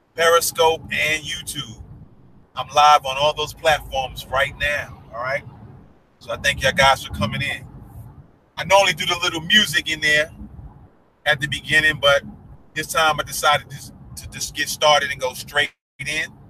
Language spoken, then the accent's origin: English; New York, United States; moved away; I'm from New York